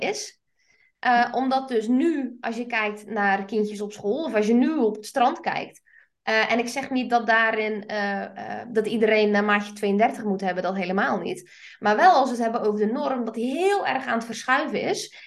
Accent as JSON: {"language": "Dutch", "region": "South Flanders", "country": "Belgium", "said": "Ik kom uit Zuid-Vlaanderen"}